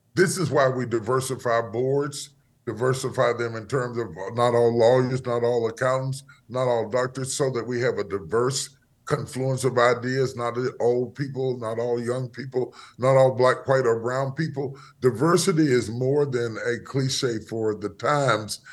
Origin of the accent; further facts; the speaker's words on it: West Virginia, United States; moved away as an adult; now in Dallas, United States; I was born in West Virginia, in the hills of West Virginia. uh, grew up there and spent most of my life there